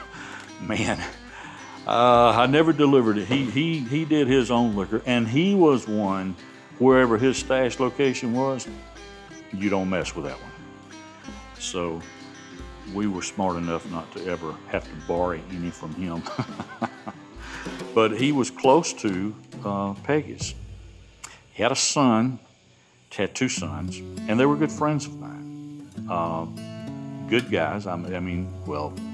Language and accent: English; Rome, Georgia, United States; accent: Southern; Asked me where I was from, and I said, Rome, Georgia.